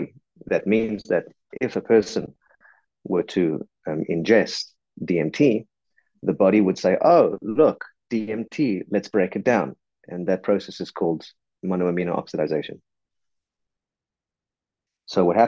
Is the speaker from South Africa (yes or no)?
yes; South Africa; I'm a South African